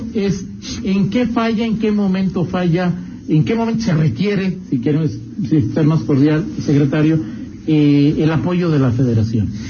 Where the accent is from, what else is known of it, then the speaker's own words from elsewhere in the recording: León, Guanajuato, Mexico; a mí como leonés